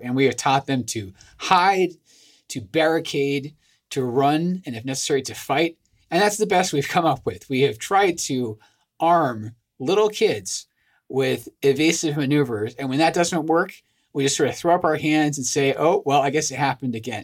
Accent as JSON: {"language": "English", "region": "Scotland", "country": "United Kingdom", "moved": "yes", "said": "I'm originally from Scotland"}